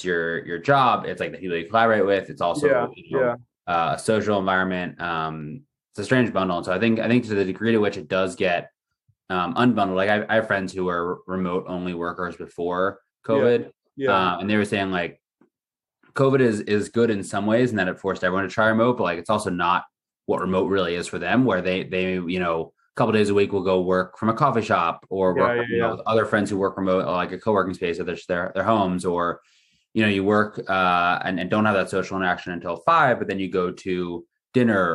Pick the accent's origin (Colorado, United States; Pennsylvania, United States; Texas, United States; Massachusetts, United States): Pennsylvania, United States; Villanova; moved away as an adult; also born or lived in Stanford, California / San Francisco, United States; now in Newport Beach, United States; I grew up in Philly